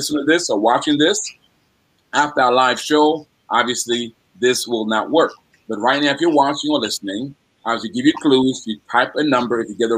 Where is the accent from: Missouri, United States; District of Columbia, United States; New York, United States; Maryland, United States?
District of Columbia, United States; Washington; I grew up in Washington, D.C.